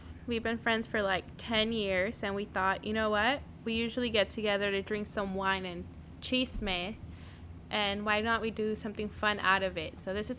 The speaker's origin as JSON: {"language": "English", "region": "South Texas", "country": "United States", "said": "So where we're from, we're from South Texas."}